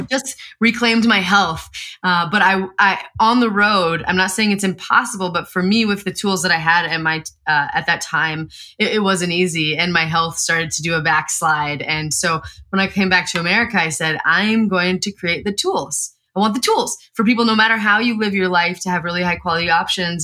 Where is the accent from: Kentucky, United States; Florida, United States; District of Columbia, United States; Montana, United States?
Montana, United States; Eastern; I grew up in Montana, Eastern Montana